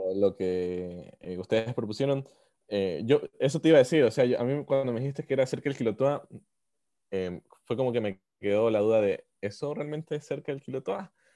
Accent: Ecuador; como ecuatorianos

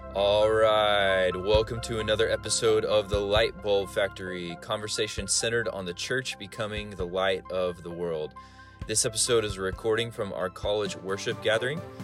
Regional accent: United States; I'm an American

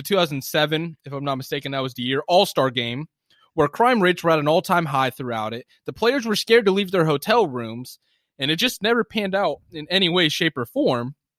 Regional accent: Sacramento, California, United States; now in Delaware, United States; I'm missing California. I was born and raised in Sacramento, so it's a lot different from Sacramento to Delaware.

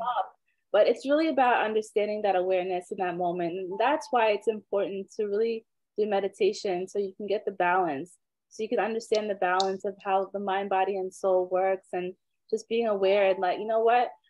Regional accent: Trinidad & Tobago; I'm from Trinidad, so I love my soca music.

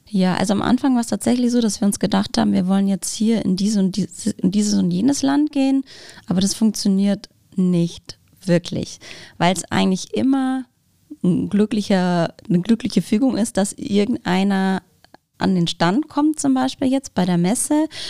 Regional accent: Bavaria, Germany; moved away; Ich komme ursprünglich aus Bayern, deswegen meine Eltern sind leider nicht hier in der, in der Gegend

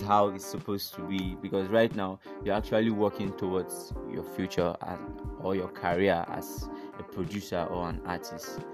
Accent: Enugu State, Nigeria; now in Zaria, Nigeria; I'm from Enugu State um, am based in Zaria

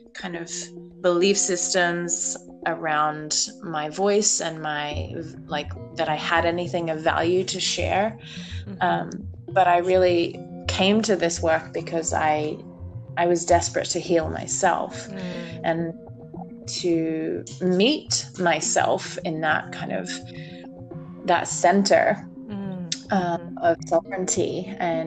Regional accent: Australia; moved away as an adult; now in United States; I'm from Australia, if you're curious about my accent

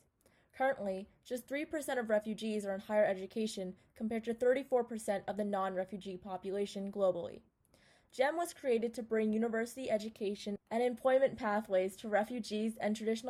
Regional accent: Central New Jersey, United States; I'm a sophomore from Central New Jersey.

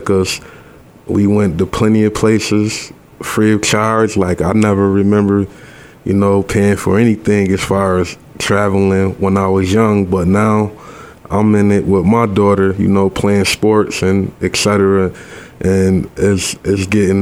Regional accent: Rochester, New York, United States; I was born and raised here right in Rochester, New York. Grew up in the 19th Ward on the west side around the Thurston area

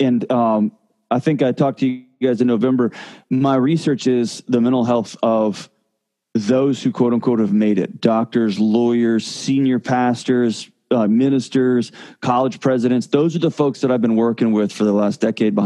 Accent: Texas, United States; moved away as an adult; now in Nashville, United States; I moved from Texas to Nashville, I lived in Texas my entire life, every minute of my life

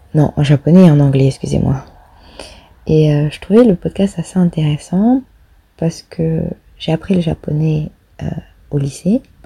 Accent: Réunion; now in Netherlands; je suis française, euh, plus précisément réunionnaise. J'habite actuellement aux Pays-Bas

